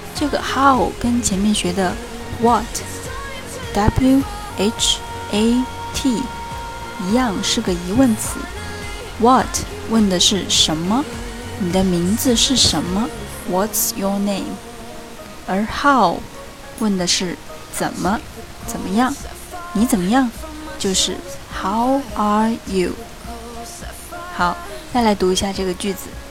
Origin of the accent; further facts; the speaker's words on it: China; 我们中国人见面讲的“你吃了吗？”